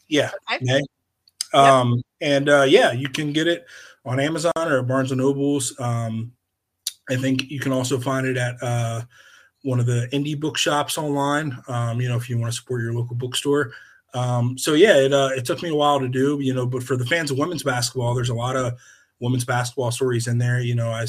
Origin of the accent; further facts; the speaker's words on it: Eastern Shore of Maryland, United States; I'm from the Eastern Shore of Maryland, grew up there, went to college there, got my first job there